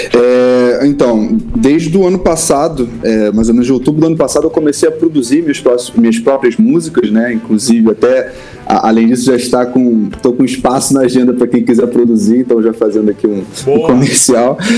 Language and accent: Portuguese; Rio de Janeiro, Brazil; Sou tijucano, né? tijucano desde o início